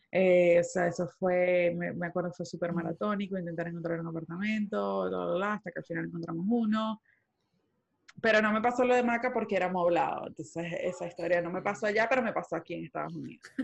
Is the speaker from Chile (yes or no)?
no; Venezuela; moved away as an adult; also born or lived in Panama; now in United States; yo me fui de Venezuela en el 2014 también, 13, 14, en el 2014, hace 7 años. Eh, y yo emigré inicialmente, o sea, yo me fui inicialmente de Venezuela a estudiar.